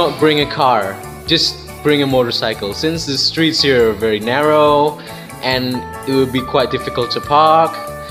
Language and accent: English; Java, Banten, Indonesia; moved away as an adult; now in Yogyakarta, Indonesia; I'm from Indonesia. I'm 18 years old. I came from the city of Banten, which is in the island of Java.